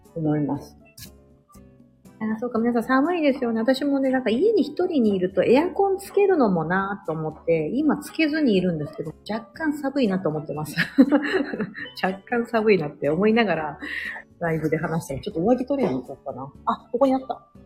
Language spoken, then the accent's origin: Japanese; Osaka, Japan; moved away as an adult; now in United States; 私は大阪なんで、地元が